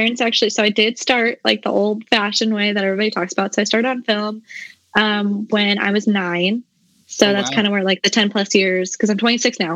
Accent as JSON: {"language": "English", "region": "South Dakota", "country": "United States", "tie": "born or raised there", "also_born_or_lived": "Mankato, Minnesota", "moved": "as an adult", "lives_now": "North Carolina, United States", "said": "I'm originally from South Dakota. That's where I was born."}